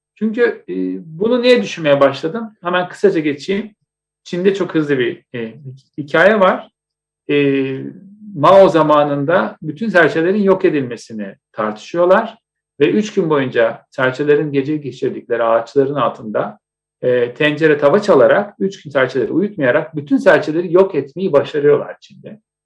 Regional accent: Istanbul, Turkey; ben Etiler'de büyüdüm.

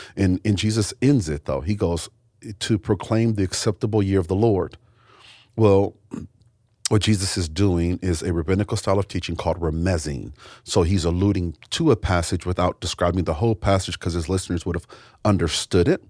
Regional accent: United States; I was born in America

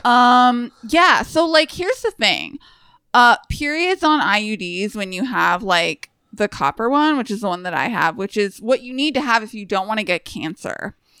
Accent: United States; as an American

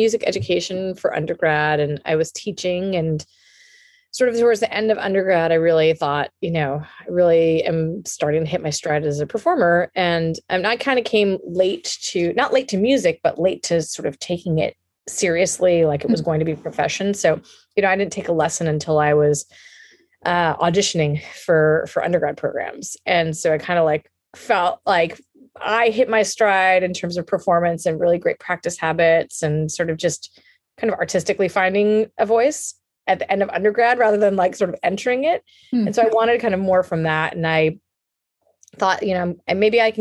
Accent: United States; now in California, United States; I'm Indian American

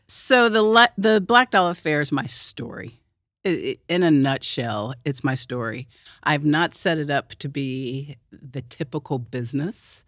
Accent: Oklahoma City, Oklahoma, United States; I'm from Oklahoma City

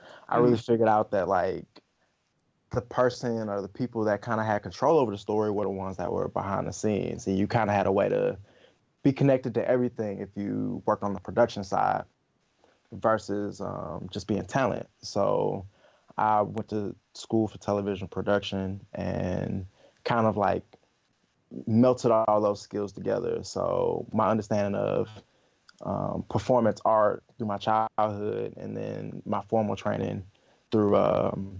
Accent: Atlanta, Georgia, United States; also born or lived in Augusta, Georgia; I'm a Georgia native. I was born in Augusta. I grew up in Atlanta.

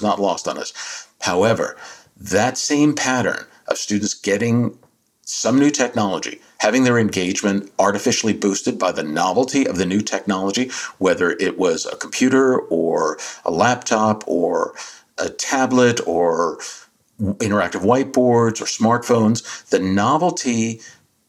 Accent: New Jersey, United States; my home state of Jersey, South Jersey

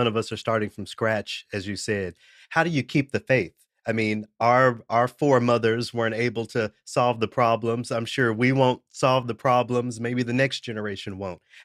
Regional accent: Memphis, Tennessee, United States; being from Memphis

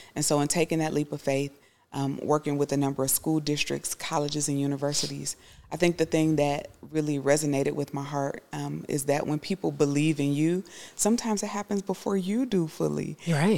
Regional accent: United States; I would be sometimes the only person from America

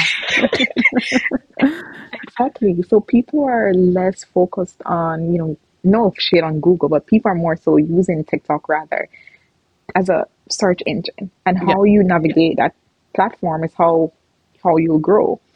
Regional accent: Jamaica; moved away as an adult; now in Canada; I grew up in Jamaica. I'm Jamaican, and I came to Canada in 2016

